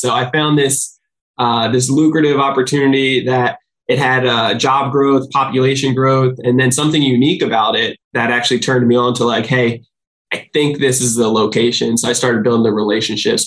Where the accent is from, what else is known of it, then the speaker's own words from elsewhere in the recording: New Jersey, United States; now in San Diego, United States; I'm from New Jersey originally.